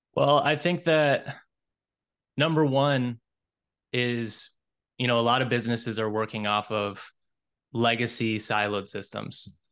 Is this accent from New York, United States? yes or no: no; Minnesota, United States; I'm originally from Minnesota. I was born and raised here